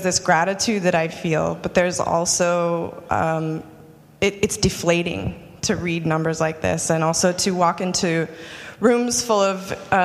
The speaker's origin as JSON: {"language": "English", "region": "Utah", "country": "United States", "tie": "born or raised there", "said": "I grew up pretty poor in Utah"}